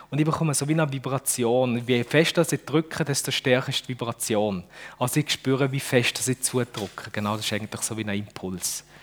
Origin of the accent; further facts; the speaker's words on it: Düdingen, Fribourg, Switzerland; now in Dübendorf, Switzerland; aber ich wohne eigentlich in Dübendorf. Das ist im, äh, in der Nähe von Zürich, ein Vorort von Zürich. Und aufgewachsen bin ich in Düdingen.